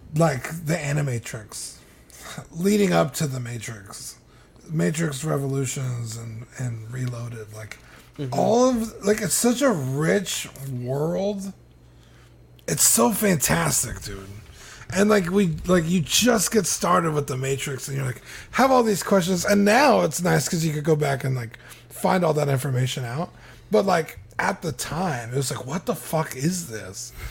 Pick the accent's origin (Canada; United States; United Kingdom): Canada; As a Canadian